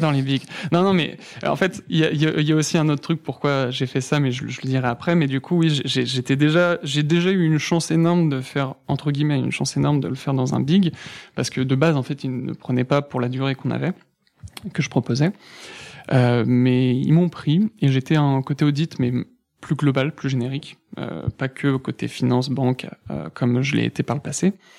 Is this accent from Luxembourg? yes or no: no; Villennes-sur-Seine, Île-de-France, France; also born or lived in Mantes-la-Jolie; j'ai vécu toute mon enfance toujours dans le 78, mais entre Poissy et Saint-Germain, un petit village